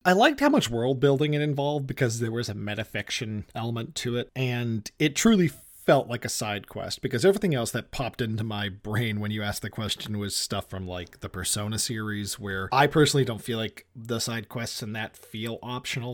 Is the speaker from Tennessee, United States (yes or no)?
no; Massachusetts, United States; I am a filmmaker from Massachusetts.